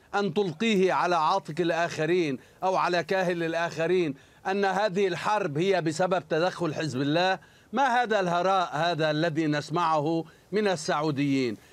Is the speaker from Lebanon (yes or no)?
yes; Lebanon; أنا كمواطن لبناني